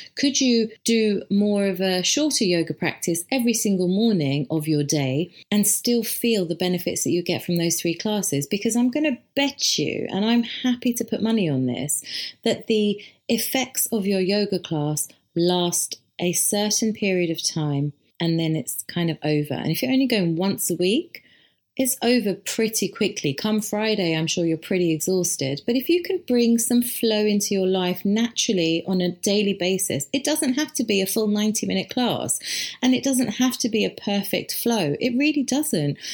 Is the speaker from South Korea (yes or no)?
no; India; as an Indian